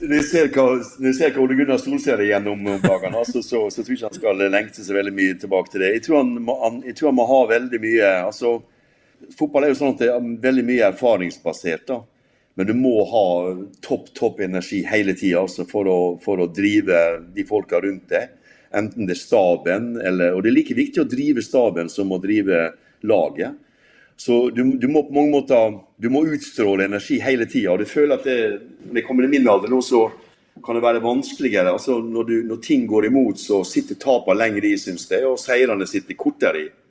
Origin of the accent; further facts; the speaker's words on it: Molde, Møre og Romsdal, Norway; moved away; jeg skal til hjembyen min